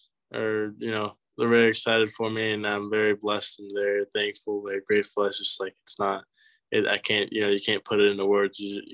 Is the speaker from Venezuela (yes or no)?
yes; Venezuela; also born or lived in Boynton Beach, United States / Scotland; I was born in Boynton Beach, then moved to Venezuela as soon as I turned one. And then when I was 6 years old, moved to Scotland.